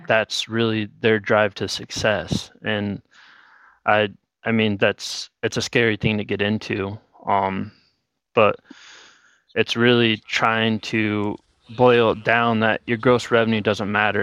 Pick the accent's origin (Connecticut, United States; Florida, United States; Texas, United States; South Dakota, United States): South Dakota, United States; Miller; moved away as an adult; now in Bismarck, United States; I'm from a small town in Miller, South Dakota, about fifteen hundred people